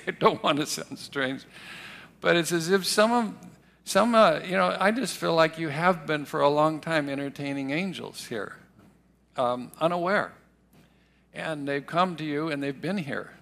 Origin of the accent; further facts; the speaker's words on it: Riverside, California, United States; when I was a young boy growing up in Riverside, which isn't very far from here, uh, from the age of uh, four years old.